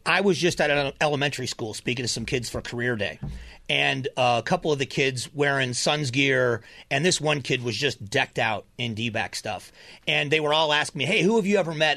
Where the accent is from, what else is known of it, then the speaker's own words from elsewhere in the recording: Florida, United States; now in Arizona, United States; I was raised in Florida, so I got to watch the Marlins start